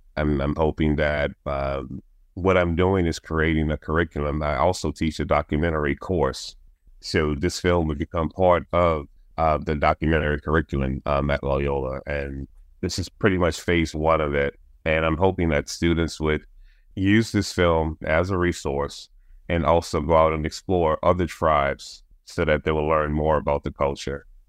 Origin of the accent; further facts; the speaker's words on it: New Orleans, Louisiana, United States; growing up in New Orleans, you, you're surrounded by culture